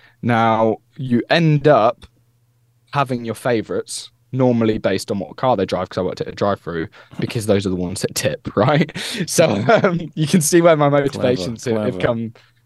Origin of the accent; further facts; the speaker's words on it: Peterborough, East of England, United Kingdom; he's from Peterborough, I'm from Peterborough